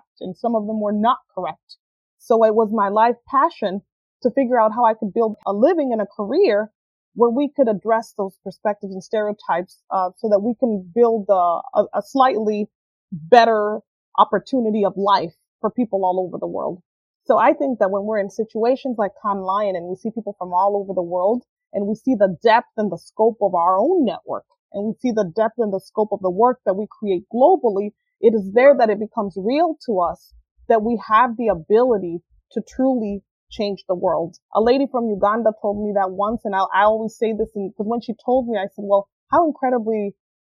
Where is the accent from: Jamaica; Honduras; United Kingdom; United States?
Honduras; moved away; I was born and raised in Honduras.